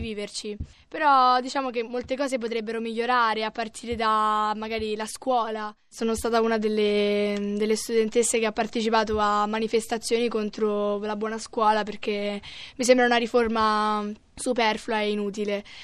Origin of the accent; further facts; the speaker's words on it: Italy; sono fiera di, di essere un'italiana